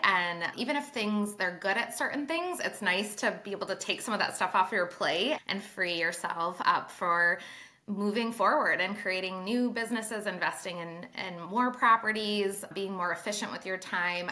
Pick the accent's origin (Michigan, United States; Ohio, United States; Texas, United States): Michigan, United States; Traverse City; I started in Traverse City, Michigan, which is my hometown, northern top part of Michigan